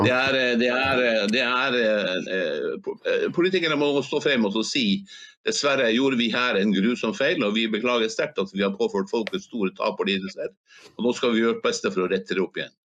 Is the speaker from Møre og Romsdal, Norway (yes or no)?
no; Hammerfest, Finnmark, Norway; siden jeg er fra Snøhvitbyen